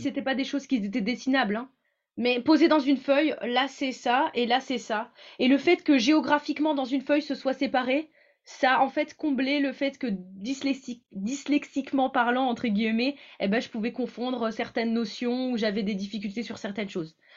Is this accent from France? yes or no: yes; Creil, Hauts-de-France, France; now in Montpellier, France; je suis née à Creil, donc euh, plutôt dans le nord de la France, et, euh, maintenant j'habite à Montpellier